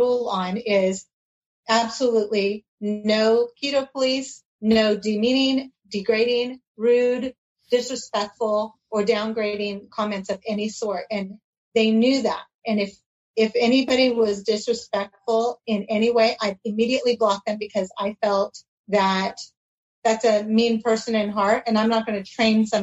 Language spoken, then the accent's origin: English; California, United States; also born or lived in Oregon; now in Arizona, United States; So I'm in Arizona. Actually, I'm probably the one out of state. I was raised in California.